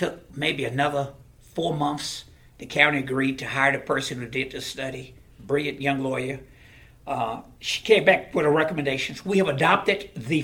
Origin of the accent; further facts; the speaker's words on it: Houston, Texas, United States; I come from a household in Sunnyside